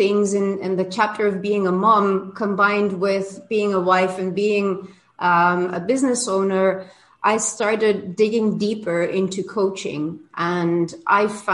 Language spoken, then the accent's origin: English; Belgium; moved away as an adult; now in Cancún, Mexico; I'm originally from Belgium. I live in Mexico. I've been here for 22 years.